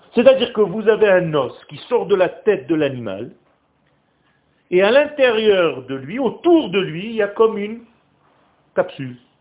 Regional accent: Israel; French is a second language; Moi, le français, c'est une langue étrangère pour moi. Je suis israélien.

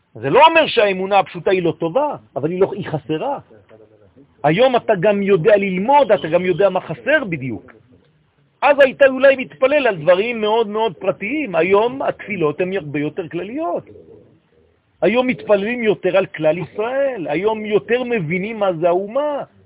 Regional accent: France; now in Israel; אני גדלתי בצרפת

